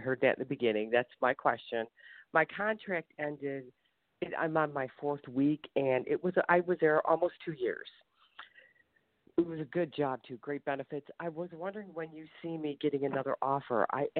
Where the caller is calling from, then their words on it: Ohio, United States; I'm sorry. I'm calling from Ohio.